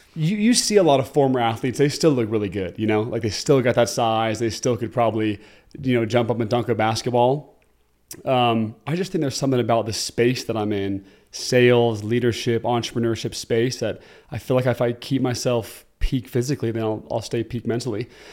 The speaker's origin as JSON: {"language": "English", "region": "Oregon", "country": "United States", "moved": "as an adult", "lives_now": "Utah, United States", "said": "I'm originally from Oregon and, uh, came to Utah to play football at B Y U."}